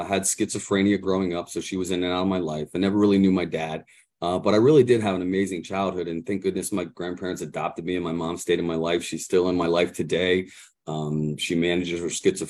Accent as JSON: {"language": "English", "town": "Mechanicsburg", "region": "Pennsylvania", "country": "United States", "said": "I'm actually from the Mechanicsburg area"}